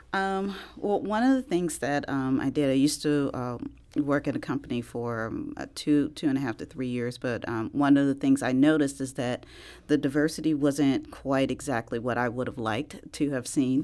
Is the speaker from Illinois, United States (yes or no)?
yes; East St. Louis, Illinois, United States; I'm actually originally from East Saint Louis, so right across the river